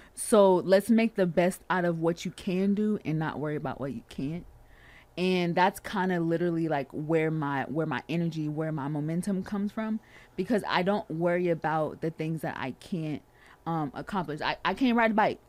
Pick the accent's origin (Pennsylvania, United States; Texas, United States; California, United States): California, United States; I am from Cali